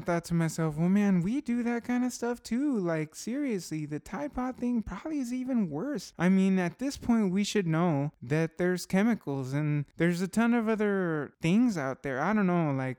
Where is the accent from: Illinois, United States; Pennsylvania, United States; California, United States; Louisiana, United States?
California, United States; Southern; Well, I'm from Southern California